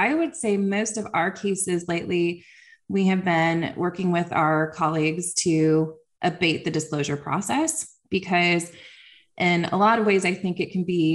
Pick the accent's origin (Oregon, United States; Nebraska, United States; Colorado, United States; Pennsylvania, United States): Nebraska, United States; also born or lived in Ohio; now in Texas, United States; I am actually from Nebraska